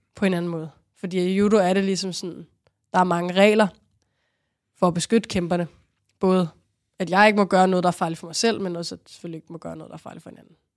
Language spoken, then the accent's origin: Danish; Rungsted, Capital Region of Denmark, Denmark; i Rungsted, hvor jeg voksede op